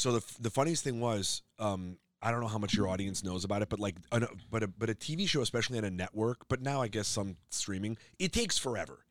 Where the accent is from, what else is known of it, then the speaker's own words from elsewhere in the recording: Skokie, Illinois, United States; moved away as an adult; now in Los Angeles, United States; I'm from Illinois